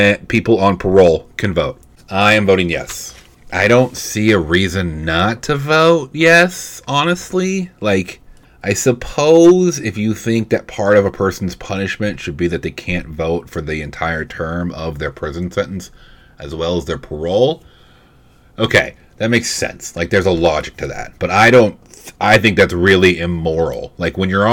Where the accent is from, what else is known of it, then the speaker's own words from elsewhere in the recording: Vacaville, California, United States; I'm from Vacaville.